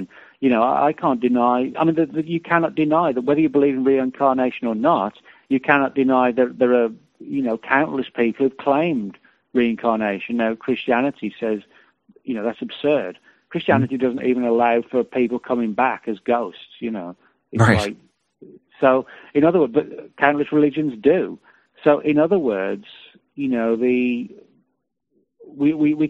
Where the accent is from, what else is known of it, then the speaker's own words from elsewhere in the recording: United Kingdom; now in United States; I'm from Britain